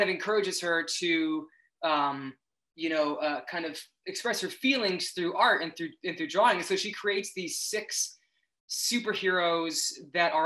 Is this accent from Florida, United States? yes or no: yes; Tampa, Florida, United States; I grew up in Florida. I grew up in Tampa Bay area in Florida